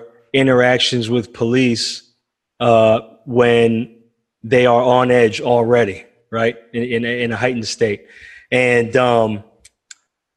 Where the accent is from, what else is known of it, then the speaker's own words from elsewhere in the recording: Bergen County, New Jersey, United States; moved away; I'm from New Jersey, North Jersey, Bergen County. Grew up in a couple of towns, Dumont and Bergenfield